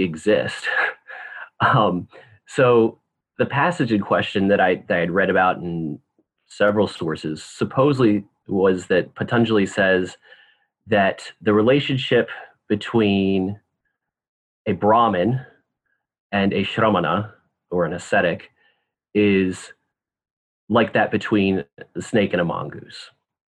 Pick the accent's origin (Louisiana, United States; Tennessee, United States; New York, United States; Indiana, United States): Tennessee, United States; Memphis; also born or lived in Pennsylvania / Santa Barbara, California; now in Whitewater, United States; I grew up in Memphis